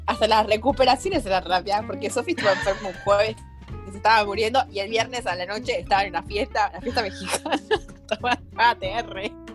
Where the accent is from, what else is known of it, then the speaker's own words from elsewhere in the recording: Argentina; now in Spain; somos argentinas